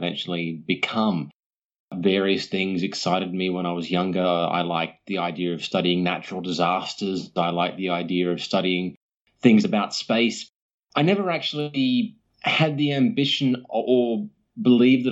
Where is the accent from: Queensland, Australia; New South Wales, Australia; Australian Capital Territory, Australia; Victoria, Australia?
New South Wales, Australia; Sydney; also born or lived in Perth; as far as my origins go, I am from Sydney primarily, although I did spend a few years of my youth living in Perth.